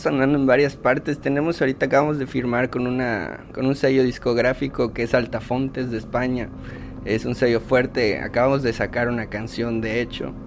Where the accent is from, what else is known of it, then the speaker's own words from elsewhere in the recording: Yucatán, Mexico; soy yucateco orgullosamente